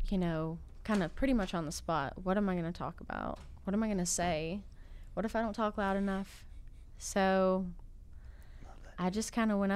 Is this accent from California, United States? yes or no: no; Clyde, North Carolina, United States; Well, I am uh, I'm from Clyde